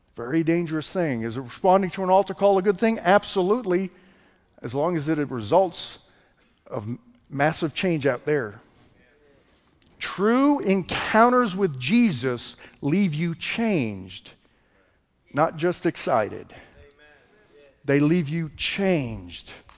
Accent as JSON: {"language": "English", "area": "just south of Boston", "region": "Massachusetts", "country": "United States", "tie": "born or raised there", "moved": "yes", "lives_now": "Texas, United States", "said": "I'm from Boston, Massachusetts. Grew up just south of Boston"}